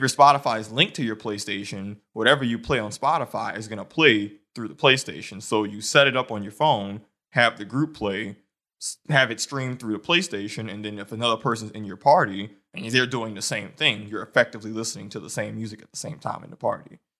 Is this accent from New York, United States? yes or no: no; New Orleans, Louisiana, United States; moved away as an adult; now in Detroit, United States; I'm from New Orleans. I've lived there my entire life.